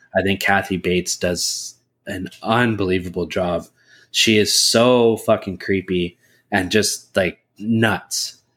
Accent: Canada; we're Canadian

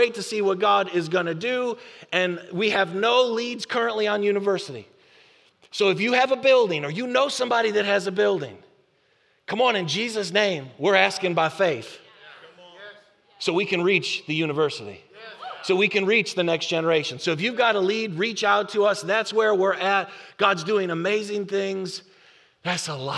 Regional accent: Buffalo, New York, United States; now in North Texas, United States; I'm from Buffalo.

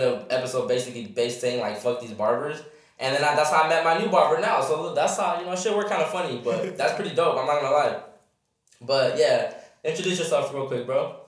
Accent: Riverside, California, United States; also born or lived in Fullerton / Victorville; I'm just raised in Riverside. Been here basically my whole life.

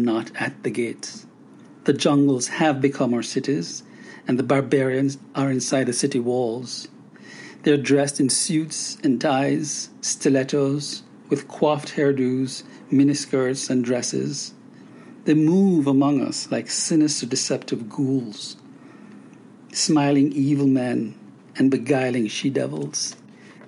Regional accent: Jamaica; moved away as an adult; now in United States; Growing up as a child and then as a young man in Jamaica

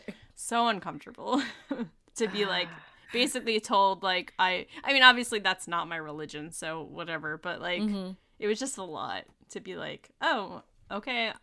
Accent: New Jersey, United States; Yeah, I'm from New Jersey, so.

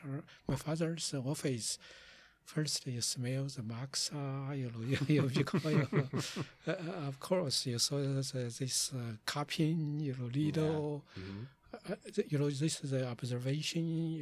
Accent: Zigong, Sichuan, China; moved away; go back to my hometown, the Zigong City, which is the south of the Chengdu University of Chinese Medicine

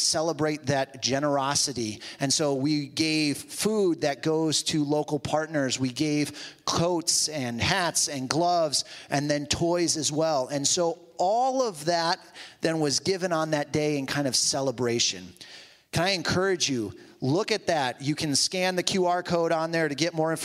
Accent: Toledo, Ohio, United States; moved away; also born or lived in New Jersey; my family and I moved back from Jersey to Toledo

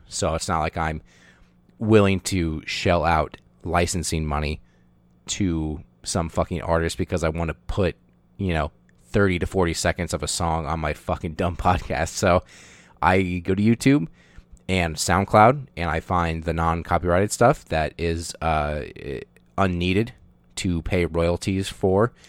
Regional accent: United States; as an American child growing up, um, in the eighties and nineties

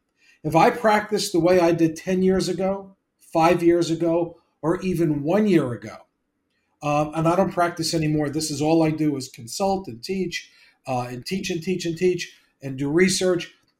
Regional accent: New York, United States; I'm from New York and Long Island

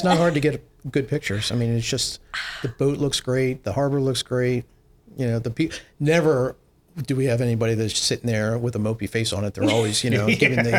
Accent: Magothy River, Maryland, United States; also born or lived in Long Island, New York (summers); When I grew up on the Magothie

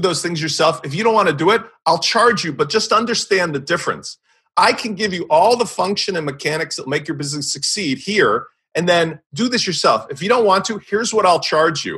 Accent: Chicago, Illinois, United States; I'm from Chicago

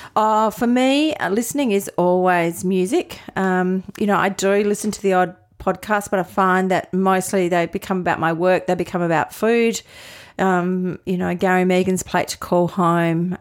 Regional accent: Adelaide, South Australia, Australia; moved away as an adult; also born or lived in Melbourne / Sydney; in Adelaide, so born and bred here

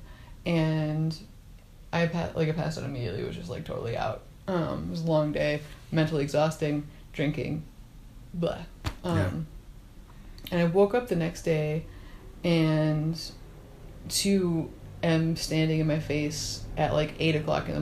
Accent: Cleveland, Ohio, United States; moved away; I'm in my hometown

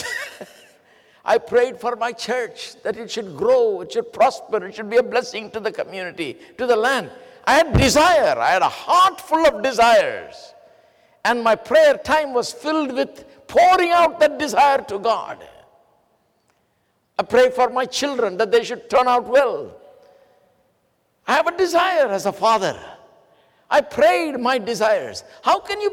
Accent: India; English is a second language; moved away as an adult; I studied in English schools in India, so I understood English well.

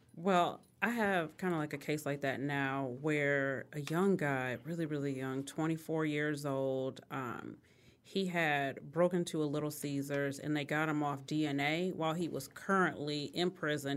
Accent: Detroit, Michigan, United States; I grew up, both my parents, uh, my mom worked in corporate America. So, she was a corporate officer at M B D Bank downtown Detroit

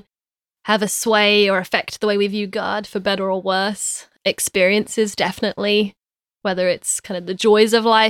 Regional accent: London, United Kingdom; now in United States; I am from London. Yeah, my parents think I've lost my accent a little bit, but from being in the States, but I think I'm still holding on to it.

